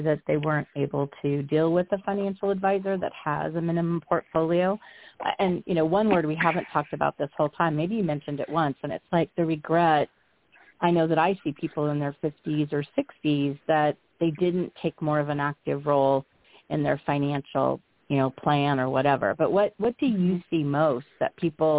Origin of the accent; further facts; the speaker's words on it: Nebraska, United States; my home state